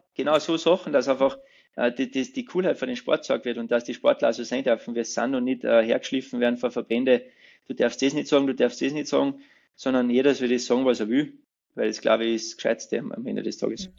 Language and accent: German; Pfarrwerfen, Salzburg, Austria; ich bin ja gebürtiger Fützmoser